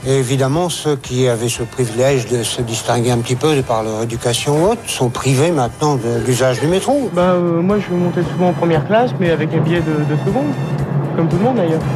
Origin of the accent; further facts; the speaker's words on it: Germany; French is a second language; moved away; je suis allemande